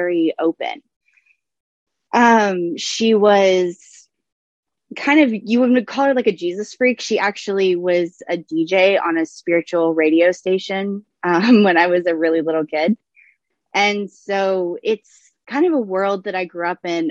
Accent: the South, United States; I am from the South

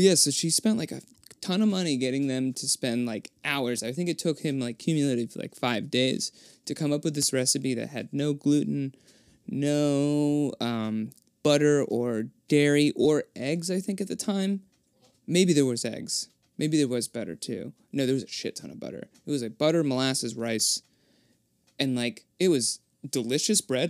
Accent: Gloucester, Massachusetts, United States; also born or lived in Worcester; now in Boston, United States; I was born in Gloucester, Massachusetts

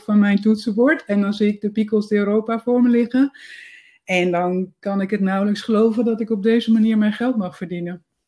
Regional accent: Netherlands; first language Dutch; moved away as an adult; also born or lived in Amsterdam; now in Spain; ik ben uit Nederland vertrokken in de zomer van 2017

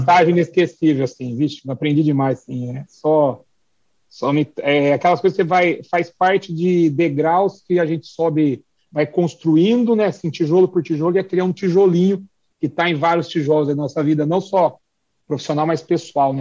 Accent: Mogi Mirim, São Paulo, Brazil; eu sou nascido em Mojimirim.

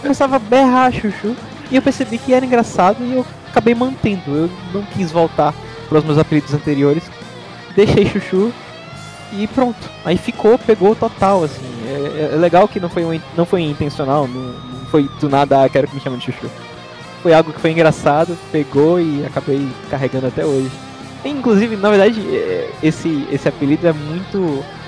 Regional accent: Aracaju, Sergipe, Brazil; moved away as an adult; now in Montreal, Canada; sou de Aracaju, Sergipe, no Brasil, e agora moro em Montreal, no Canadá

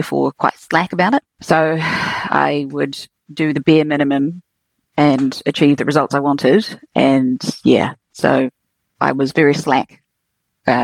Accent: Queenstown, Otago, New Zealand; also born or lived in Dunedin; I grew up in Queenstown

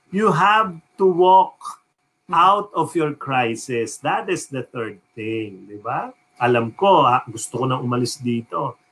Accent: New York, United States; I grew up in New York

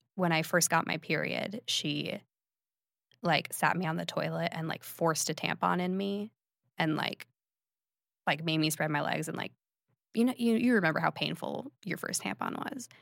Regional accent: Phoenix, Arizona, United States; I'm from Phoenix, Arizona. I had a two-parent household and a brother

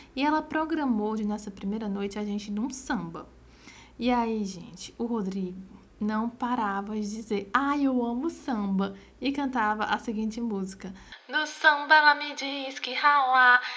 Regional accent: Crateús, Ceará, Brazil; also born or lived in Independência; eu também era do interior, né? Que somos de Crateus, Independência

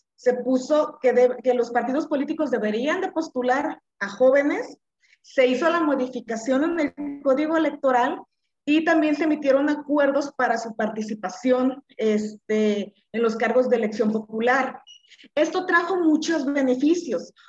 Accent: Colima, Mexico; soy de Colima

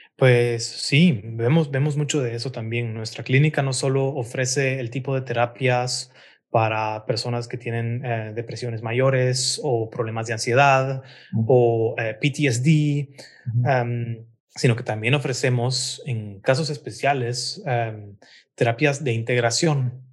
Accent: Guatemala City, Guatemala Department, Guatemala; moved away as an adult; also born or lived in Hamburg, Germany; now in Berlin, Germany; Yo nací y crecí en la ciudad de Guatemala

